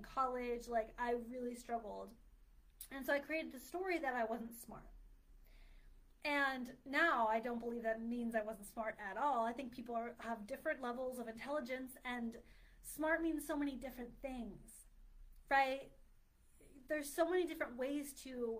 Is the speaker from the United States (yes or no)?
yes; Philadelphia, Pennsylvania, United States; moved away; I'm from the Philly area